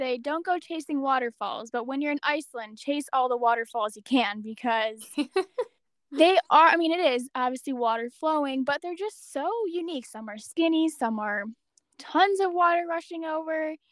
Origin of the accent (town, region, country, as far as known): United States